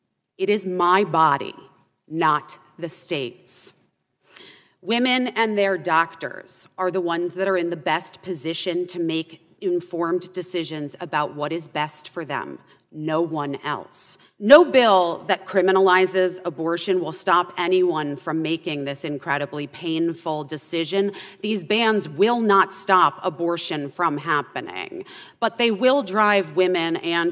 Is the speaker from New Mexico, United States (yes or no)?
no; Arizona, United States; born or raised there